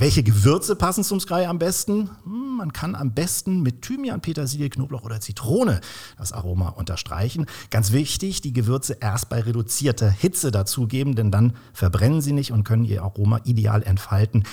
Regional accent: Kiel, Schleswig-Holstein, Germany; moved away; also born or lived in Swabia; nach zwölf Jahren Schwabenland bin ich auch wieder in meiner Heimat in äh, Kiel gelandet.

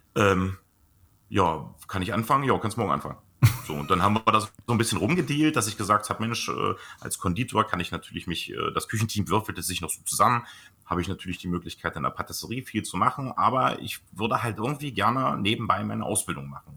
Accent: Blankenburg, Saxony-Anhalt, Germany; bei uns in Blankenburg, was ja tatsächlich mein Geburtsort ist, und das ist unlängst vor meinem Elternhaus

